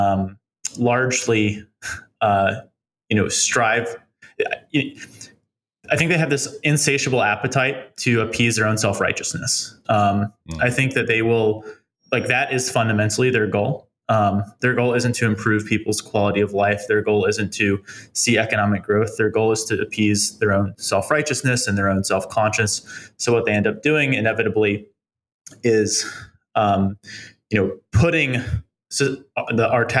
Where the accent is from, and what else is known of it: East Coast, United States; now in New York, United States